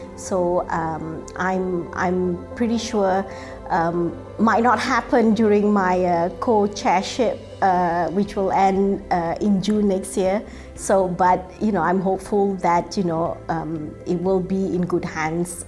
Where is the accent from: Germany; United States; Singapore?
Singapore; moved away as an adult; also born or lived in Netherlands; now in Belfast, United Kingdom; growing up in Singapore and, and uh, having studied in Singapore